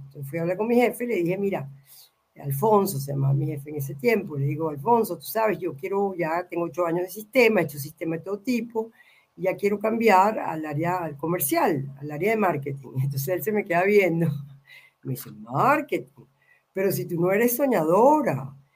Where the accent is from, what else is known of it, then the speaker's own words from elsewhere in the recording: Venezuela; moved away; also born or lived in Mexico / Argentina; yo soy venezolana